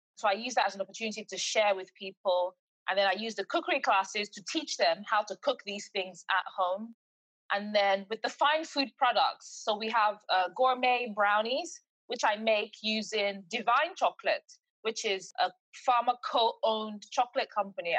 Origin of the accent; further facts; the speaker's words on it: England, United Kingdom; also born or lived in Nigeria / Eastbourne; I was born in England, but I was sort of bred there as well. So my life had always been 50 50. I know Nigeria as much as I know the UK.